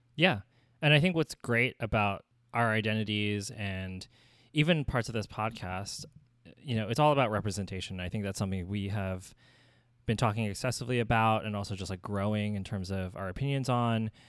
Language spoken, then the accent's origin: English; Southern New Jersey, United States; moved away as an adult; also born or lived in New York; now in San Francisco, United States; raised in Southern New Jersey, and that's where I lived my whole life